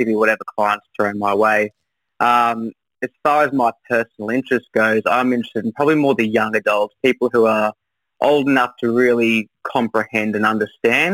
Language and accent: English; Brisbane, Queensland, Australia; moved away as an adult; also born or lived in Newcastle, New South Wales; now in Coffs Harbour, Australia; I'm from Brisbane. I've been up there for most of my life, growing up there